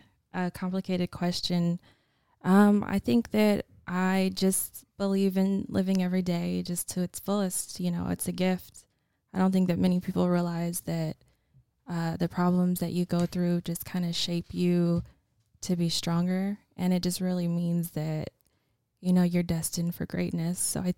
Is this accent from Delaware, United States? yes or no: no; Oregon, United States; now in California, United States; No, I was born in Oregon.